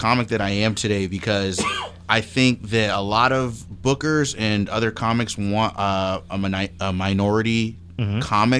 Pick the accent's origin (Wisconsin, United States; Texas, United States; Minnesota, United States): Minnesota, United States; St. Cloud; I'm from St. Cloud. Yeah. So that is my, like, my home.